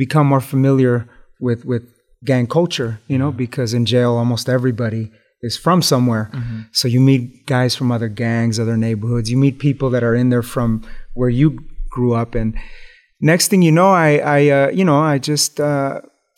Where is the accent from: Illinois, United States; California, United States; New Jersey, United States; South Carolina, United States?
California, United States; Los Angeles; growing up in East Los Angeles in the hood